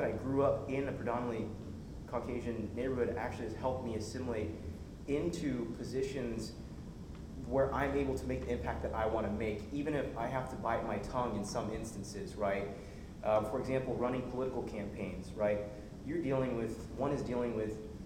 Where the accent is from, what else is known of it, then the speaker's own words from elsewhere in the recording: Yorba Linda, California, United States; Growing up in Yorba Linda, California